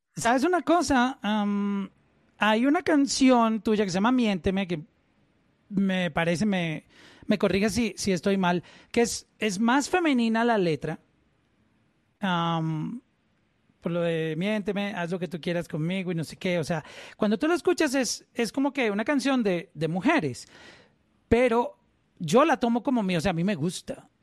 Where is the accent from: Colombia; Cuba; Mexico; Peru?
Colombia; como colombiano